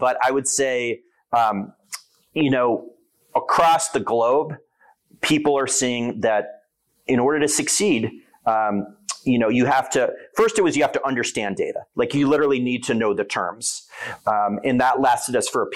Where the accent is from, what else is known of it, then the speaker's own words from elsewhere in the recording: New York, United States; now in Rochester, United States; I'm a New Yorker. I've spent a significant portion of my life in New York City